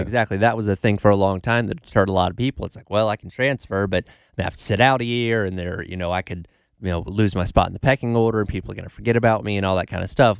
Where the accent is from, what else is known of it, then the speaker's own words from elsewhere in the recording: the South, Georgia, United States; now in South Carolina, United States; growing up in the South, living in Georgia